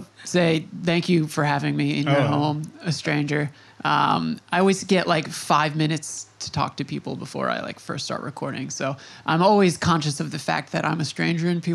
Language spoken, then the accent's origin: English; Long Island, New York, United States; I grew up on Long Island, and I've spent my adulthood in New York City now, like 12 years